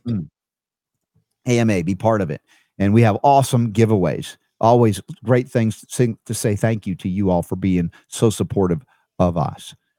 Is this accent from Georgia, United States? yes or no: yes; Stone Mountain, Georgia, United States; Georgia where I grew up in Stone Mountain